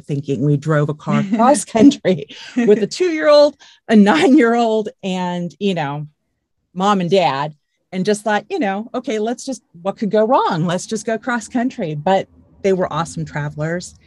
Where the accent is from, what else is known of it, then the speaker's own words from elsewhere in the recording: California, United States; I grew up in California. I lived in California